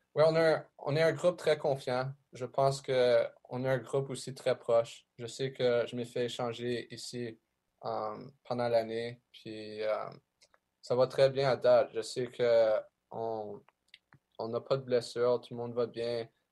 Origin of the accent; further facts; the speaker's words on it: Ottawa, Ontario, Canada; also born or lived in Springfield; je viens d'Ottawa, puis j'en ai aussi de Montréal